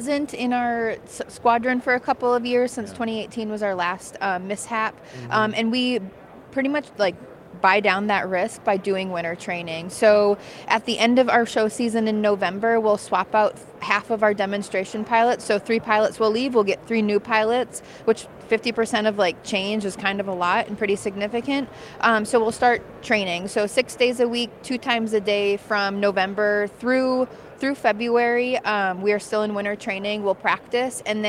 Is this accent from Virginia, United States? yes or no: no; Minnesota, United States; I'm from Minnesota, so I'm a diehard Minnesotan